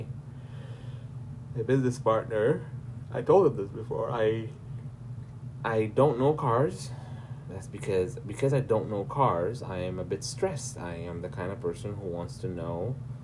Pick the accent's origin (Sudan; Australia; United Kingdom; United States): Sudan; I'm from Sudan